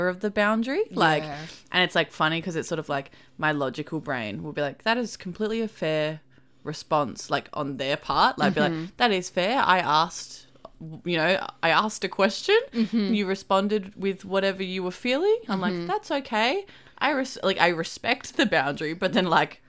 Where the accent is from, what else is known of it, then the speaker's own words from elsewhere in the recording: Australia; we are Australian